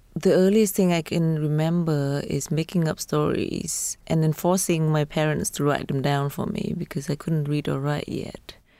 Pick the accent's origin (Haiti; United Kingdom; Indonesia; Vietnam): Vietnam; growing up in Vietnam